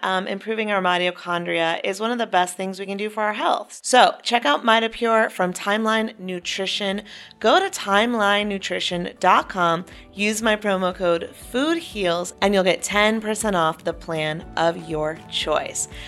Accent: Chapel Hill, North Carolina, United States; moved away; also born or lived in Wilmington, North Carolina; I grew up in North Carolina in Chapel Hill, went to college in Wilmington

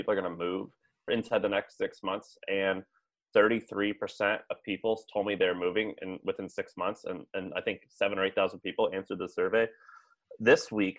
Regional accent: Missouri, United States; I grew up in Missouri with a lot of union guys.

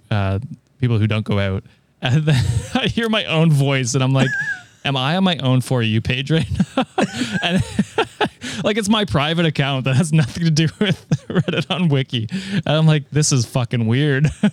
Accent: Canada; I'm Canadian

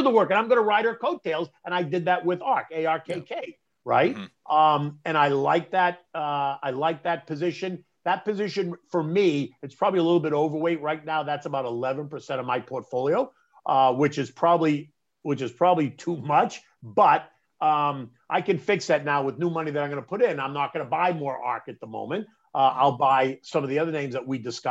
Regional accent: Boston, Massachusetts, United States; moved away; also born or lived in New York; I was this kid from Boston and now I ended up in New York

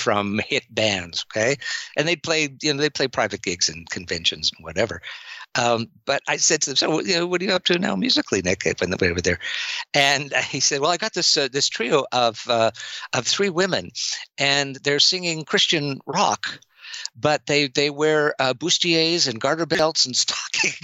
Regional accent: Canada; I'm Canadian

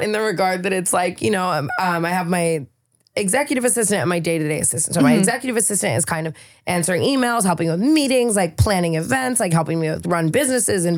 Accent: Las Vegas, Nevada, United States; now in California, United States; I'm from Vegas

